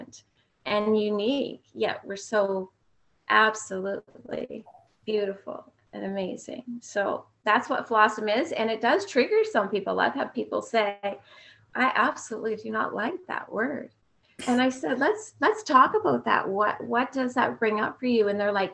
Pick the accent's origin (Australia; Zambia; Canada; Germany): Canada; Fredericton, New Brunswick; my hometown where I was born all those years ago in Fredericton, New Brunswick.